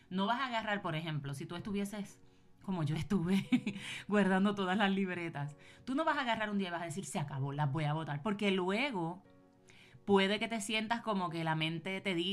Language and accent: Spanish; Puerto Rico; now in United States; yo vine con eso, yo me mudé de Puerto Rico para Estados Unidos y yo vine con esas libretas.